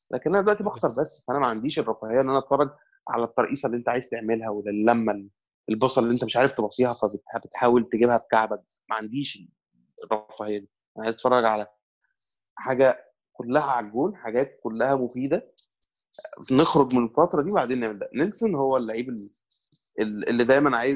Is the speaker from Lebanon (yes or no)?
no; Egypt